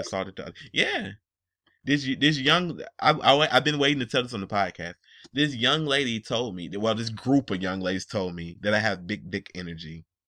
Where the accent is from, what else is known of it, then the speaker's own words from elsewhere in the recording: Atlanta, Georgia, United States; And I live in Georgia. I'm li, I'm from Atlanta